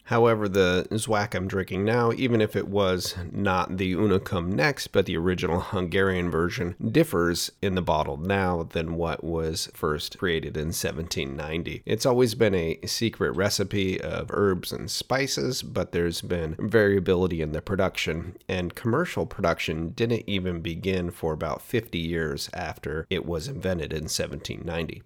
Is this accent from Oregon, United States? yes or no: yes; Oregon, United States; here in my home state of Oregon